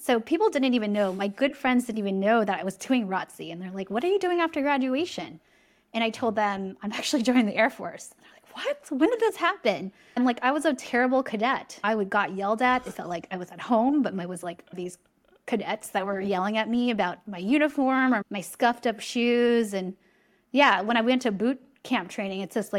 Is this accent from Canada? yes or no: no; San Diego, California, United States; I'm from California.